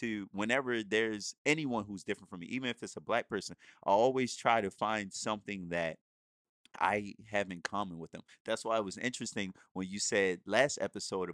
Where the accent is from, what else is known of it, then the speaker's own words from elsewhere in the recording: Baltimore, Maryland, United States; I grew up in Baltimore City, the streets of Baltimore City, like in the hood